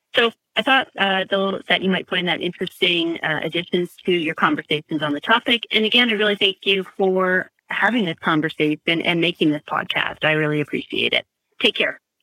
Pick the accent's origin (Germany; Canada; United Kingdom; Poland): Canada; now in Guelph, Canada; as a Canadian